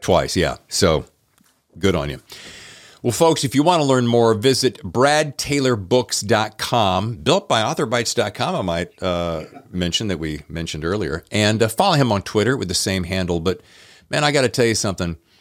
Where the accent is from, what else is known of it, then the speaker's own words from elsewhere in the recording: Winston-Salem, North Carolina, United States; I'm from Winston-Salem